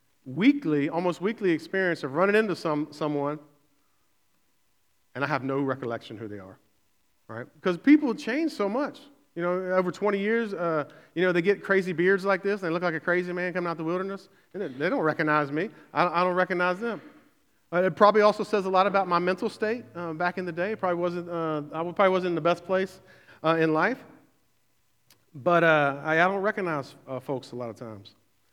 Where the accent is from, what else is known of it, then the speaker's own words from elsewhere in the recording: Berkeley, United States; And I grew up in Berkeley and left for like 20 years and spent 20 years in the city.